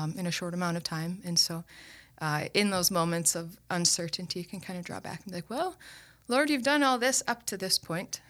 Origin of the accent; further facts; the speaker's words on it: Owatonna, Minnesota, United States; moved away as an adult; also born or lived in Steubenville, Ohio; now in Sioux Falls, United States; Owatonna, Minnesota.